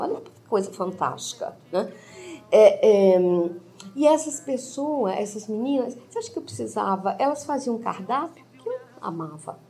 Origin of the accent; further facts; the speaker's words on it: Viçosa, Minas Gerais, Brazil; sou de Viçosa, mas eu nunca tive um pé na roça